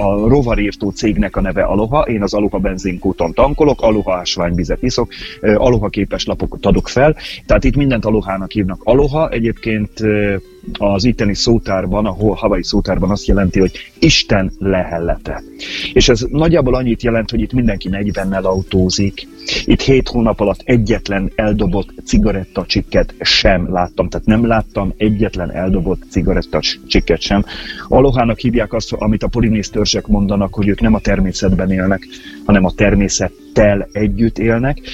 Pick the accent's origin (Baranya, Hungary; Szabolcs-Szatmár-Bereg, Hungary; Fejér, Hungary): Baranya, Hungary; Pécs; én ugye egy Pécsi vagyok